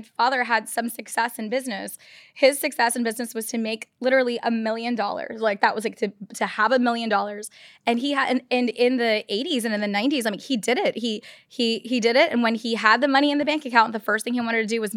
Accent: Texas, United States; also born or lived in Chicago, Illinois, United States; I grew up in Texas most of my life

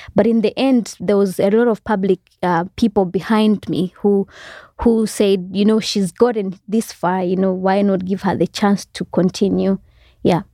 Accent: Malawi; also born or lived in Rwanda / Congo; I grew up, for the most part, in Zale-, like a refugee camp. When we got there, I was about eight years old

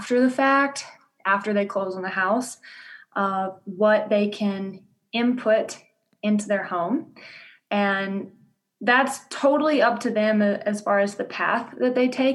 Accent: Louisiana, United States; accent: southern drawl; moved away as an adult; now in Denver, United States; I'm originally from Louisiana. So if you hear a southern drawl, that is, you are hearing it.

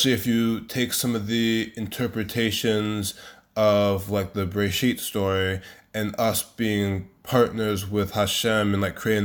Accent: Maryland, United States; moved away as an adult; also born or lived in New Haven, Connecticut; now in Jerusalem, Israel; I was born in the States, in New Haven, to parents who were both immigrants and Christians. And then when I was very young, I believe 2 or 3, they moved to Maryland. And I was raised in Maryland

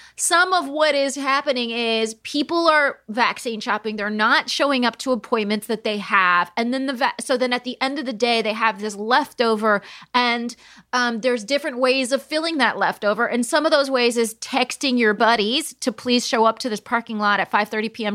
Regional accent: California, United States; I'm from California

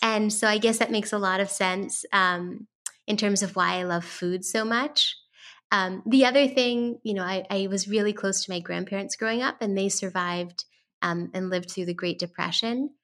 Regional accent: San Francisco, California, United States; I am talking y, to you today from San Francisco, California, which is actually my hometown. I was born and raised here

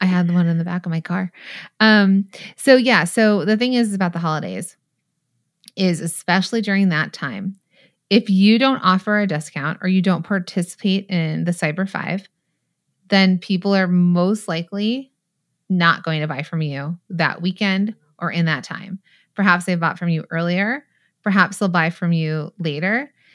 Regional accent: San Bernardino Valley, California, United States; I'm from the San Bernardino Valley. I'm a Valley girl, mall rat

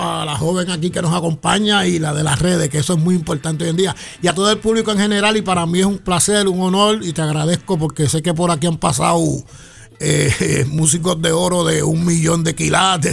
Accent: Patillas, Puerto Rico; moved away as an adult; also born or lived in Ponce, Puerto Rico; now in San Juan, Puerto Rico; yo soy natural de Patilla

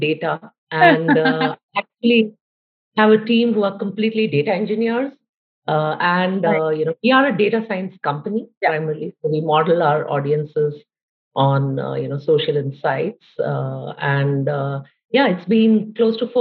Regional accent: India; I'm from India, so, you know, quite far away from you guys in terms of distance as well as time zones

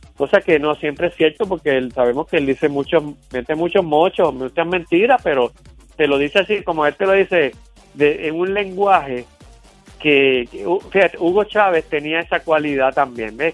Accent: Carolina, Puerto Rico; Yo soy de Carolina, yo conozco esto allí bien

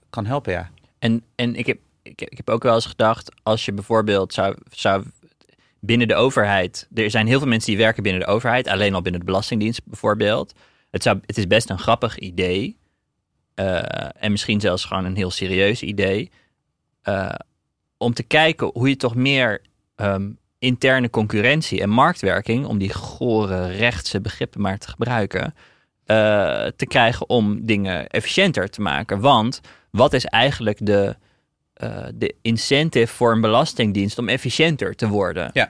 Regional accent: Netherlands; als, als Nederlanders

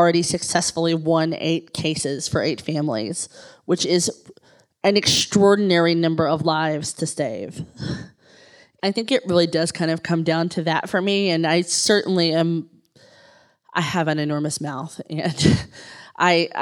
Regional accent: Kentucky, United States; I'm an English major from Kentucky.

